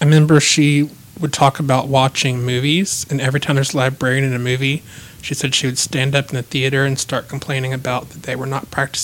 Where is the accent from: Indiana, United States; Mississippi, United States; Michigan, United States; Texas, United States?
Texas, United States; Abilene; I grew up in Abilene, and I did do some of my schooling there